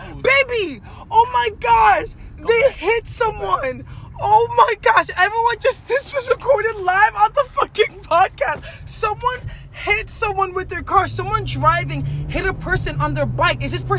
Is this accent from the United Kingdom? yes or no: no; Cameroon; Okay. I'm the from Cameroon in your place